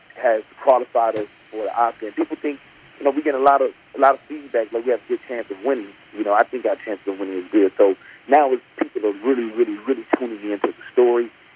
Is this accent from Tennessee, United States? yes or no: yes; Memphis, Tennessee, United States; moved away as an adult; now in Los Angeles, United States; I grew up in Memphis, Tennessee